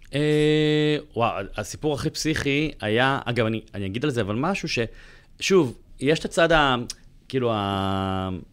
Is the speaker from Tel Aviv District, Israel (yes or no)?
yes; Bat Yam, Tel Aviv District, Israel; moved away as an adult; אני עזבתי את הבית בגיל 21, ועברתי לתל אביב מבת ים